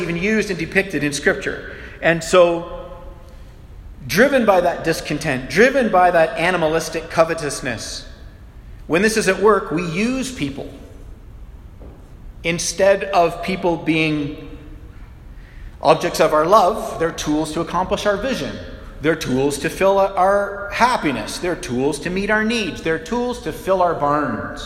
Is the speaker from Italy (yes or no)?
no; Canada; we're Canadian